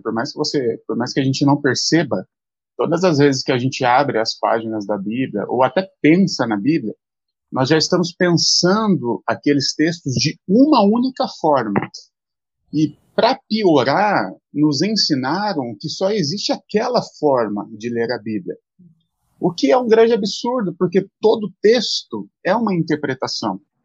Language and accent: Portuguese; Mogi das Cruzes, São Paulo, Brazil; sou de Mogi das Cruzes que é a Zona Leste aqui de São Paulo